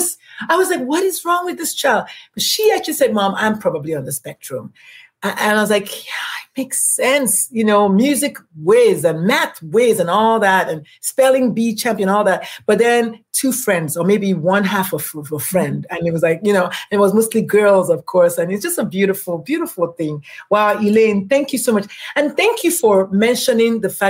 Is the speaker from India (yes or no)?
no; Nigeria; I am Nigerian